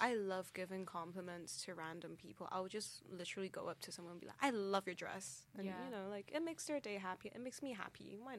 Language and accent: English; Hong Kong; now in United Kingdom; I'm from Hong Kong.